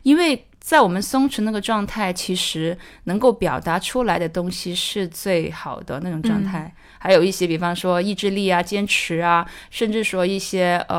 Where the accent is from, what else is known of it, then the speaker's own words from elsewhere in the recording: Macau; 呃，其实是这样的，我是从澳门过来的，然后就是刚在电影学院学完我的制片人课程